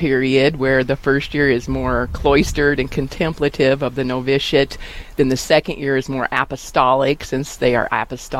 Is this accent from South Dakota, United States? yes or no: yes; Wall, South Dakota, United States; I grew up in Wall, was gone for a few years in college, came back, married my husband, who we live out north of Quinn, which is about 15 miles away from Wall, and we have a cattle ranch and feedlot.